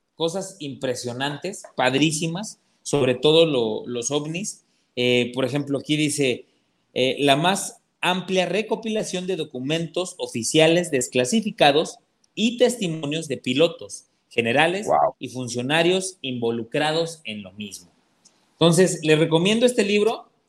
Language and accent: Spanish; Atlixco, Puebla, Mexico; moved away; yo soy de allá de Puebla y Atlimeya ya está muy cerca de Atlisco, este, la, ciudad donde, donde nosotros, este, nosotros, vivimos muchos años